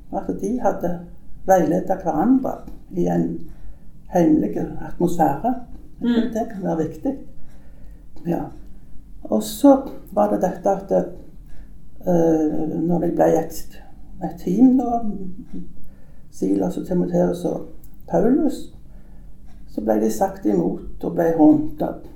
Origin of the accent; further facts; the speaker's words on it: Sola, Rogaland, Norway; also born or lived in Nærbø; now in Tananger, Norway; jeg er født på Grannes i Sola, sånn at, men jeg har bodd i mange år på Nærbø. Men kom her til Tananger for 28 år siden.